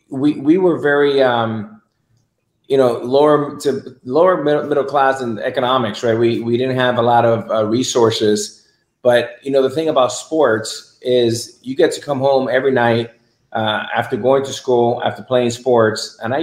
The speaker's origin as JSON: {"language": "English", "town": "Miami", "region": "Florida", "country": "United States", "tie": "born or raised there", "said": "I grew up in Miami, and Miami is wholly different than it is today. It was obviously much smaller and not as kind of a global city"}